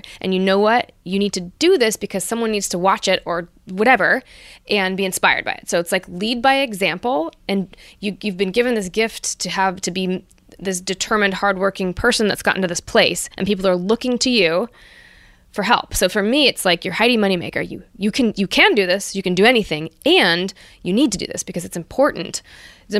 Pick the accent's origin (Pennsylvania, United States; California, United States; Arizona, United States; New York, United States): California, United States; Santa Rosa; also born or lived in Los Angeles, California; I'm this kid from Santa Rosa, California